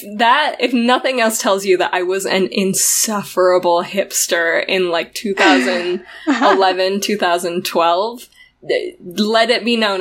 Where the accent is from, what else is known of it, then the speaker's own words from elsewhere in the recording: Utah, United States; moved away as an adult; now in New Mexico, United States; Emily and I are originally from Utah. We grew up for the most part there